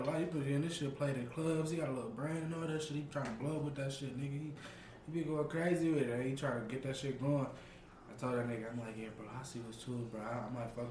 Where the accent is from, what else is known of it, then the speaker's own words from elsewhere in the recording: Detroit, Michigan, United States; also born or lived in California; I'm from the city, though. I'm from Michigan, Detroit